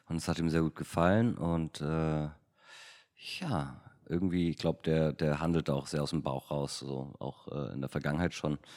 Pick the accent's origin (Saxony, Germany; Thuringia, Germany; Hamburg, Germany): Hamburg, Germany; weil damals war ich irgendwie 16, 17 in Hamburg. Als Hamburger kam dann irgendwann ähm, Absolute Giganten raus